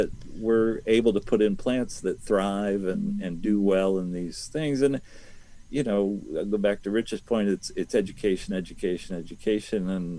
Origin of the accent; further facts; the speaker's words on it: Ohio, United States; also born or lived in New Jersey; now in Virginia, United States; I may have been born in New Jersey, but I was raised in Ohio, where we had 18 to 24 inches of topsoil.